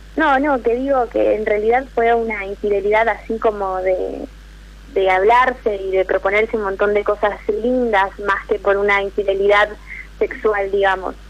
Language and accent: Spanish; Jujuy, Argentina; moved away as an adult; now in Rosario, Argentina; Soy de Jujuy, pero estoy estudiando en Rosario